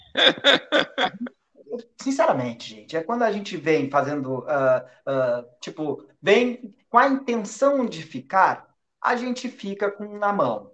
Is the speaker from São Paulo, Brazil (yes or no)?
no; Porto Alegre, Rio Grande do Sul, Brazil; moved away as an adult; now in Portugal; Eu saí lá do Rio Grande do Sul, Porto Alegre